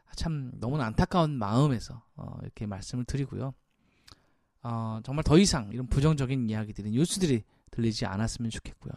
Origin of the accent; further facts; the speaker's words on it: South Korea; 우리 대한민국 사람으로서